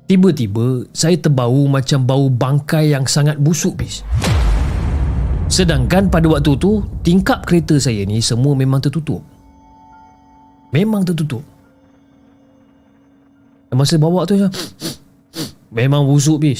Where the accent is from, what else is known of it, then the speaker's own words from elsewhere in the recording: Ipoh, Perak, Malaysia; now in Kuala Lumpur, Malaysia; dan saya berasal daripada Ipoh, Perak.